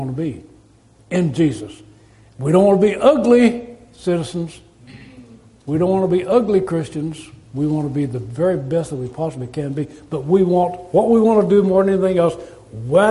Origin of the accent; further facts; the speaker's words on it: United States; We are citizens of the United States of America